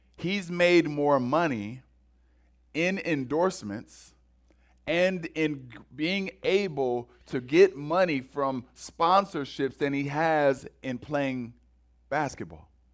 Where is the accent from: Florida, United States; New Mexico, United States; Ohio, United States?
Ohio, United States; Cleveland; moved away; I'm originally from Cleveland